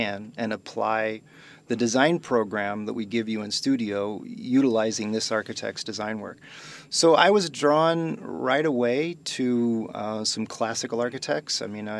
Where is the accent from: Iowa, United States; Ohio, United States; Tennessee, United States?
Iowa, United States; moved away as an adult; also born or lived in Kansas / Saratoga, California; So I'm originally from Iowa, and it was either this or you know, farm for the rest of my life.